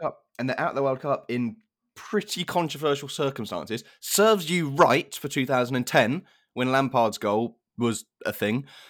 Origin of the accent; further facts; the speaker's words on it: England, United Kingdom; as an English fan